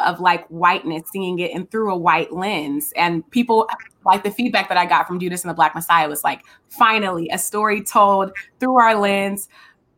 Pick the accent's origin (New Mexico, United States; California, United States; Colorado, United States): California, United States; Richmond; I'm from Richmond, California, so we're both from the Bay Area